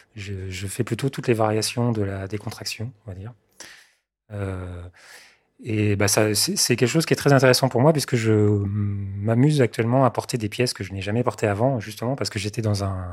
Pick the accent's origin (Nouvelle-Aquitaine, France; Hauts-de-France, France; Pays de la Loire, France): Pays de la Loire, France; Mayenne; born or raised there; also born or lived in Sarthe